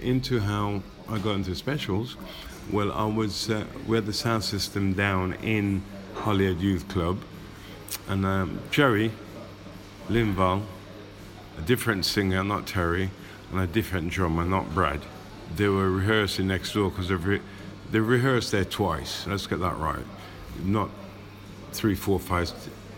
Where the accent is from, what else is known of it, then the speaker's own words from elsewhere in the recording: Rugby, West Midlands, United Kingdom; moved away; also born or lived in Coventry; I grew up in Rugby, then moved to Coventry.